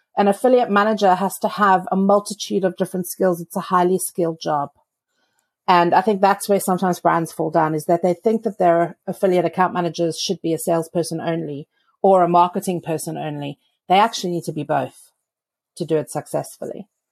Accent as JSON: {"language": "English", "country": "South Africa", "said": "I'm from South Africa where there is no snow"}